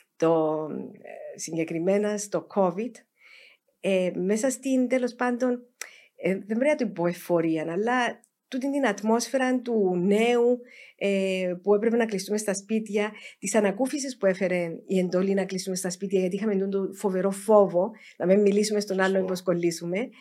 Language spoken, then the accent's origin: Greek; Cyprus